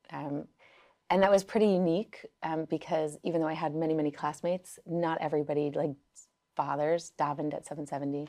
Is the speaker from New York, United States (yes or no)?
yes; New York City, New York, United States; first language Yiddish; English is a second language; I grew up in Crown Heights, Brooklyn